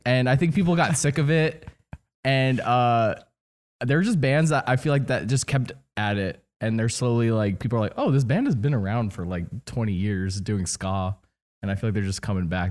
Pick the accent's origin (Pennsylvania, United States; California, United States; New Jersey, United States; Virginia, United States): New Jersey, United States; I grew up in New Jersey